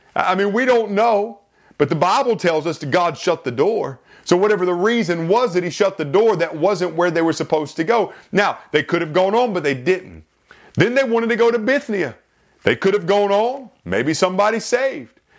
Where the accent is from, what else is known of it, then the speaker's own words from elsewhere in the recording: South Carolina, United States; moved away; back in my home state of South Carolina